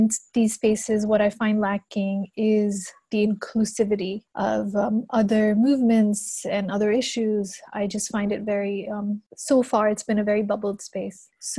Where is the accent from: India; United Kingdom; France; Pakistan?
Pakistan; now in Brussels, Belgium; I'm based in Brussels, Belgium, but I'm from Pakistan.